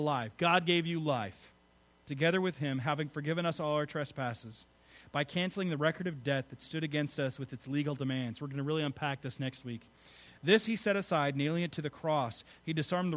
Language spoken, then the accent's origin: English; United States; I am not an American Christian. I'm a Christian American